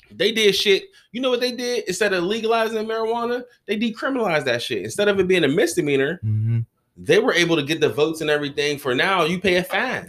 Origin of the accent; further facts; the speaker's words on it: United States; also born or lived in Garfield / Wilkinsburg; I was born you know, Lincoln, moved to Garfield, you know, played for them when I was a Gator and everything. Then okay. I moved back to Lincoln